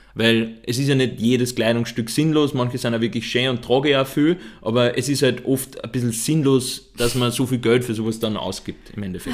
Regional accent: Upper Austria, Austria; da, wo ich herkomme, in Oberösterreich

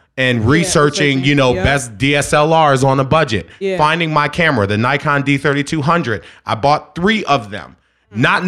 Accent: Philadelphia, Pennsylvania, United States; I'm from Philly

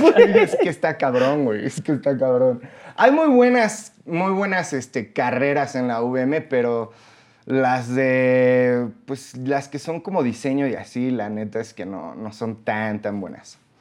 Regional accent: Mexico; Los mexicanos

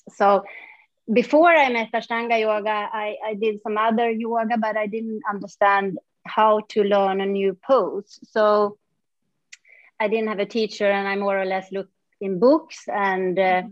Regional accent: northern Sweden, Sweden; moved away; also born or lived in Stockholm / Mysore; I moved away from my small town where I grew up and then I came back mm. 14 years later when I was a mom.

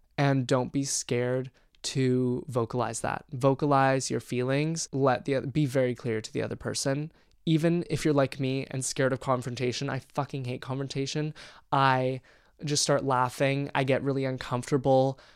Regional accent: Canada; moved away as an adult; now in British Columbia, Canada; My hometown is pretty conservative

